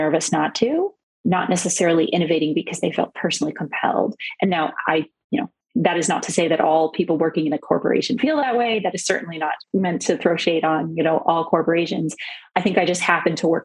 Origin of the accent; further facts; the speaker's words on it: South Florida, United States; I am a Jew from South Florida